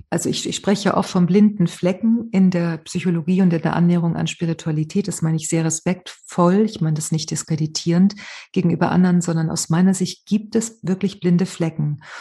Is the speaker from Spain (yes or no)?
yes; Spain